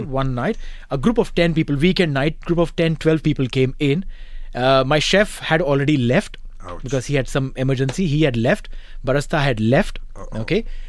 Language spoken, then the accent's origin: English; India; being an Indian